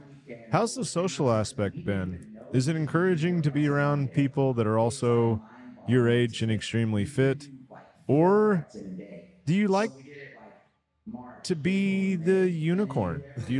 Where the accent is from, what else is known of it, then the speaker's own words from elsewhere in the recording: Taylor, Texas, United States; I'm from Taylor.